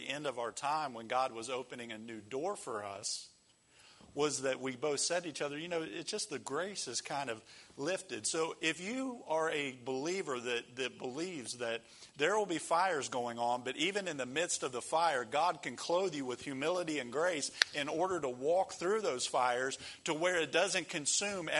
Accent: United States

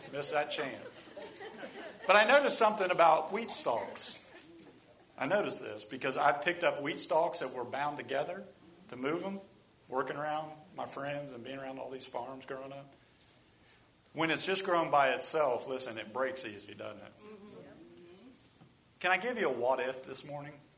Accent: United States; That's how we are as American Christians

